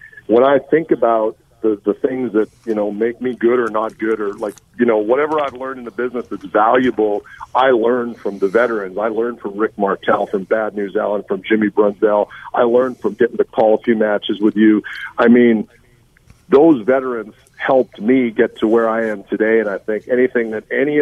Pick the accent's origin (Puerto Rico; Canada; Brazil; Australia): Canada; Winnipeg, Manitoba; I grew up on Nick Bockwinkel being my world heavyweight champion in Winnipeg with the AWA